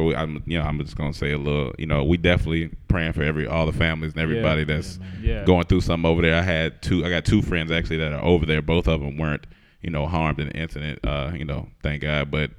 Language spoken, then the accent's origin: English; Heidelberg, Baden-Württemberg, Germany; born there; What up from Germany? What up? I was born in Heidelberg.